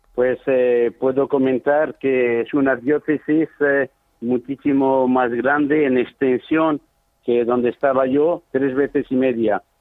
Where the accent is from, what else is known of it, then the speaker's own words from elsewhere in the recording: Zaragoza, Aragon, Spain; moved away as an adult; also born or lived in Chad; now in Sarh, Chad; yo soy de Zaragoza, nacido en Zaragoza